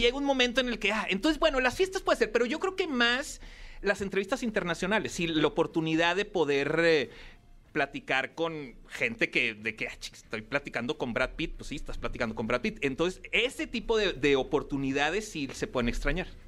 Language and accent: Spanish; Torreón, Coahuila, Mexico; also born or lived in Piedras Negras; yo soy de Torreón